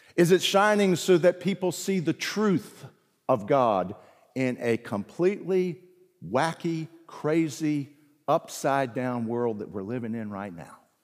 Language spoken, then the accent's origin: English; the South, Southern United States, United States; also born or lived in South Carolina / Virginia; I'm a Southerner, deep down. lived most of my life in the South